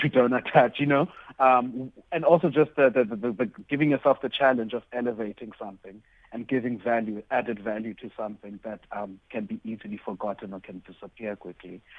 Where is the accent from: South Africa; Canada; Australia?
South Africa; East London, Eastern Cape; a, young queer boy growing up, growing up in Duncan Village